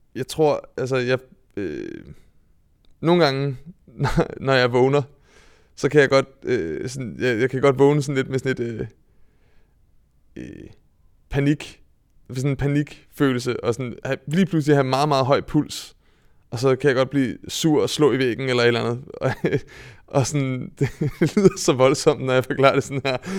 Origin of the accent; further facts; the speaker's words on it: Vedbæk, Capital Region of Denmark, Denmark; jeg kommer fra Vedbæk, som er en, øh, øh, en gammel fiskerby oppe i Nordsjælland